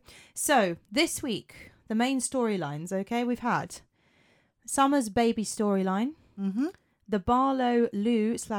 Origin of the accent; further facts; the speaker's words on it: southern England, United Kingdom; accent: southern; Because, of course, I've got a southern accent.